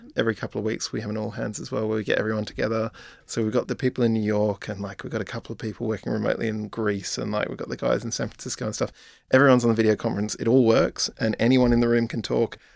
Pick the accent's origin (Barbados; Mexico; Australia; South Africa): Australia; moved away; I'm Australian as well